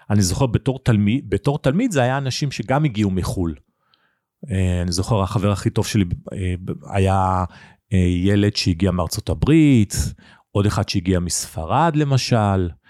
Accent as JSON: {"language": "Hebrew", "country": "Nigeria", "tie": "born there", "said": "אני נולדתי בניגריה שבאפריקה, אבא שלי עבד בסולל בונה, היינו בשליחות"}